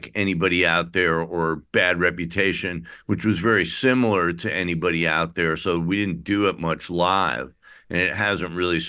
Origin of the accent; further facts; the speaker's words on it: Midwest, United States; I'm from the Midwest